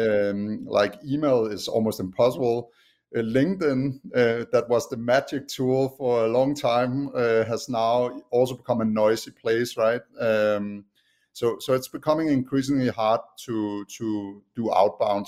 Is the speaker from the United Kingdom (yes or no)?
no; Denmark; accent: Danish; English is a second language; moved away as an adult; now in United States; I haven't lost my Danish accent yet. But yeah, I'm originally from Denmark. Um, have lived in the U.S. for the last eight years